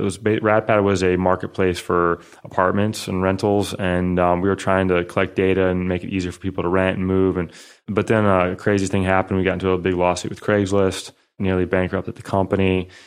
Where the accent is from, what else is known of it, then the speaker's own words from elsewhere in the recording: Northern Indiana, United States; So I'm from the Midwest, grew up in Northern Indiana, and really a family of entrepreneurs.